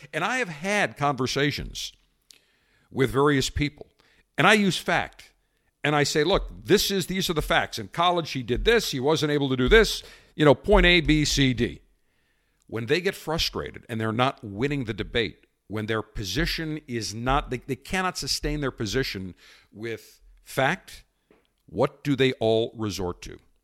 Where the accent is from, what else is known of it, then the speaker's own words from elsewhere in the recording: Buffalo, New York, United States; as a kid growing up in Buffalo